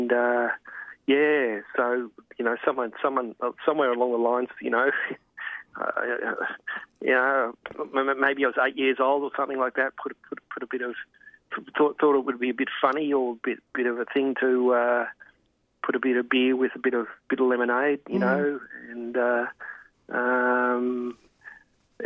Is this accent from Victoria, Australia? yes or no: yes; Melbourne, Victoria, Australia; I was brought up in the suburbs of like Melbourne, in good old Hawthorne when it was